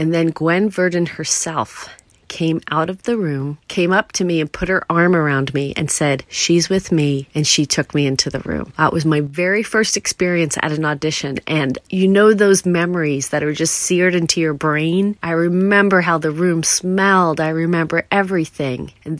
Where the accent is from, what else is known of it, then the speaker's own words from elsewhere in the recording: New York, United States; at Stony Brook University, not far from where I grew up on Long Island